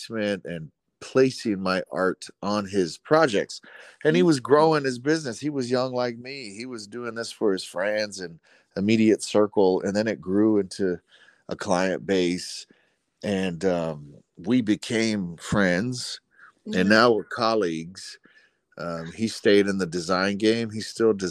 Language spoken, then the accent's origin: English; Dallas, Texas, United States; I grew up in Oak Cliff, Dallas, Texas.